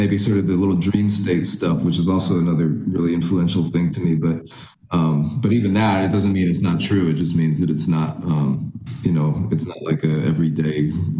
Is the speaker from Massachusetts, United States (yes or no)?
yes; Agawam, Massachusetts, United States; moved away; also born or lived in Knoxville, Tennessee; I grew up in Agawam, Massachusetts.